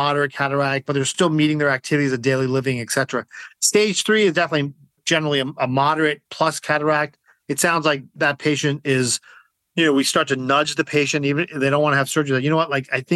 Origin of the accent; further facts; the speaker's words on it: New Jersey, United States; also born or lived in Maryland; I live in New Jersey. I grew up in New Jersey.